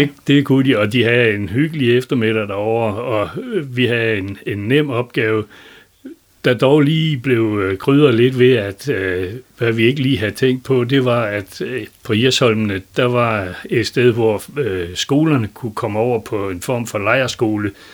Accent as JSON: {"language": "Danish", "town": "Lendum", "region": "North Denmark Region", "country": "Denmark", "tie": "born or raised there", "also_born_or_lived": "Elling", "accent": "Vendsyssel dialect", "said": "hjemme i Lendum"}